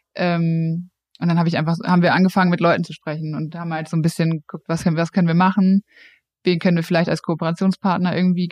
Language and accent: German; Frankfurt, Hesse, Germany; also born or lived in Cologne; ich komme aus Frankfurt